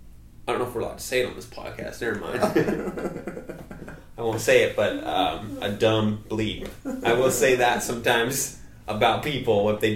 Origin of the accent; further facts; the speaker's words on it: Mesa, Arizona, United States; now in Queen Creek, United States; I lived in Mesa. I grew up in Mesa. Mesa, like, forever. I was in Mesa forever. You know that. Into my 30s. And Mesa's always home.